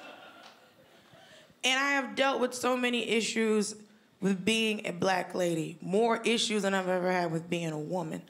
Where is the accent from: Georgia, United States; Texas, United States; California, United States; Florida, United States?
Georgia, United States; I'm from Georgia